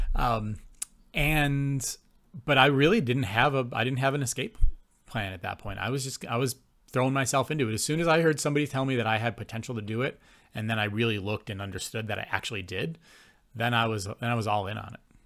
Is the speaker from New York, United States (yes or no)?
yes; Buffalo, New York, United States; moved away as an adult; also born or lived in Gainesville, Florida / Calgary; now in Canada; growing up in Buffalo in the eighties and nineties